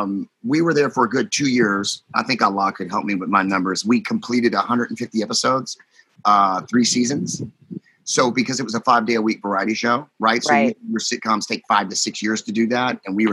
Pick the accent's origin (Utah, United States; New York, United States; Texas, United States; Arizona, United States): Texas, United States; Houston; It all started in Houston, Texas, where I'm at now, my hometown